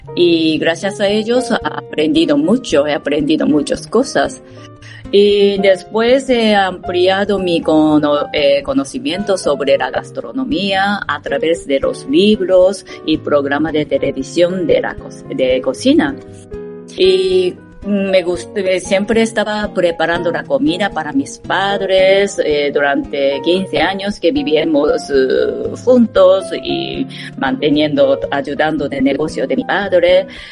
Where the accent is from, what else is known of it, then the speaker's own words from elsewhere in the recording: Japan; Spanish is a second language; moved away as an adult; now in Madrid, Spain; como soy japonesa